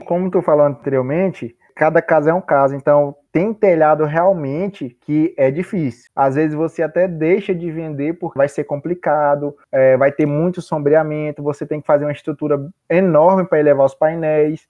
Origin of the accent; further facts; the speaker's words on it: Maranhão, Brazil; moved away as an adult; now in Cuiabá, Brazil; Sou maranhense e eu vim para Cuiabá pra, especificamente para fazer o curso de engenharia elétrica.